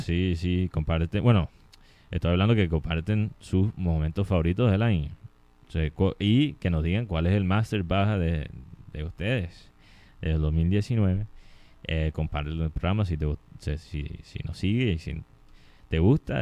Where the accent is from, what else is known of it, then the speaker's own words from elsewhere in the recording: Colombia; como colombiano